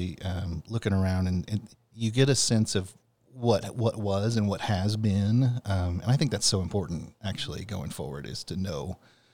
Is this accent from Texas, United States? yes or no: yes; San Antonio, Texas, United States; also born or lived in Fort Worth; I grew up in San Antonio